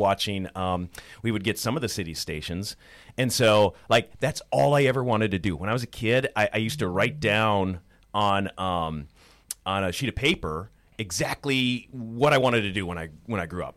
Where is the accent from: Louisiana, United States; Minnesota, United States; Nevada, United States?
Minnesota, United States; Perham; also born or lived in Moorhead, Minnesota; I'm born and raised in Minnesota. You know, I grew up in rural Minnesota, in Perm, so in, uh, Otter Tail County